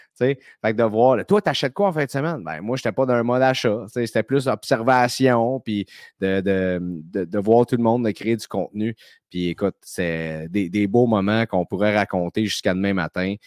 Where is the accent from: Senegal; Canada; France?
Canada; Saint-Eustache, Quebec; des gars de Saint-Eustache qui est mon patelin